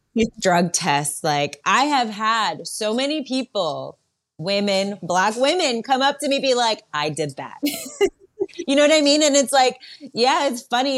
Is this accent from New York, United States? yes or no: yes; New York, United States; also born or lived in Berlin, Germany; I grew up in New York, but I was born in Berlin. When I was one, my parents moved to New York.